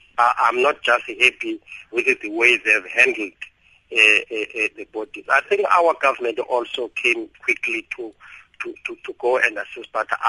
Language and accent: English; South Africa; I believe, let alone being a South African, that if the government was allowed to assist quickly, wouldn't be in such a mess today.